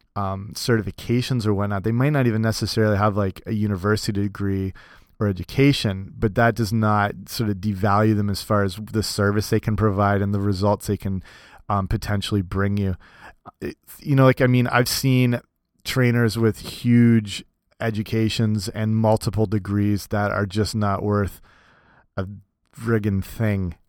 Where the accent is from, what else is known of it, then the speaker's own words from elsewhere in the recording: Canada; also born or lived in Cambridge, Ontario; in my hometown here in, in Canada, I work for some bigger clubs